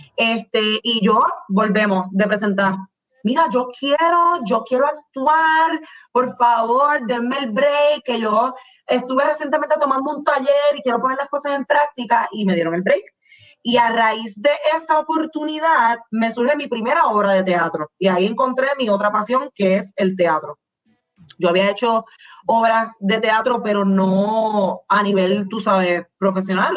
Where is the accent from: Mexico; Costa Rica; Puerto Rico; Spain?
Puerto Rico; Manatí; yo soy de Manatí, y mi mamá me traía, y digo me traía porque estoy, estoy en San Juan ahora mismo